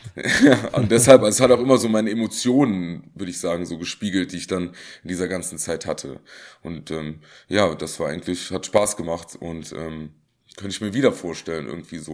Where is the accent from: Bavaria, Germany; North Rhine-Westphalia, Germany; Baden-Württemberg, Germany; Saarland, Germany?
Saarland, Germany; ich komme aus dem Saarland